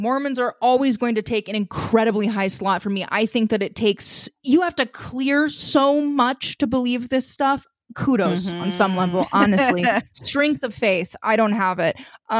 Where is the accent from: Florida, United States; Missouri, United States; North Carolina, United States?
Missouri, United States; Oh, yes. I grew up in Southwest Missouri. I'm still familiar with that.